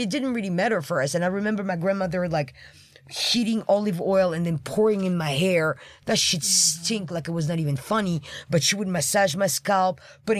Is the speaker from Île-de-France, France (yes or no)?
yes; Île-de-France, France; English is a second language; moved away; I grew up in France, I was born in France, but my grandmother was from Algeria